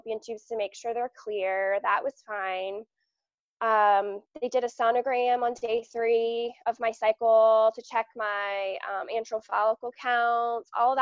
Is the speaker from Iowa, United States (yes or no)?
no; Southern Maryland, United States; I'm from Southern Maryland, just about an hour and a half south of Washington, D.C.